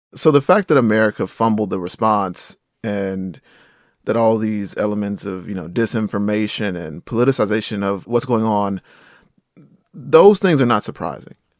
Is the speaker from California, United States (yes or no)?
no; Rocky Mount, North Carolina, United States; I am from eastern North Carolina. A hurricane and flood destroyed my hometown of Rocky Mountain, North Carolina